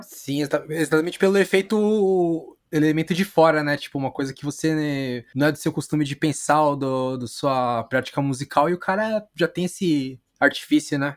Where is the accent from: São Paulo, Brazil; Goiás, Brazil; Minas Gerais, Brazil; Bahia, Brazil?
São Paulo, Brazil; eu sou da Vila Matilde